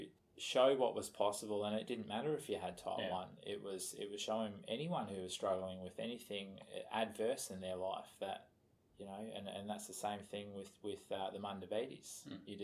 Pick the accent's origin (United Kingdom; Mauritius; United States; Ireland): United Kingdom; Scotland; I'm a Scotsman